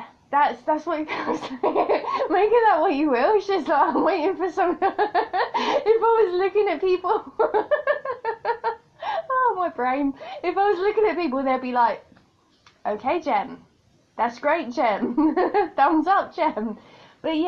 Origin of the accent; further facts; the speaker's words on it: United Kingdom; accent: British; I'm a Brit.